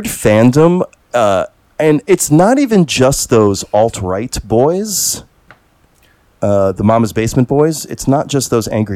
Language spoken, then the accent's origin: English; United States; I'm an American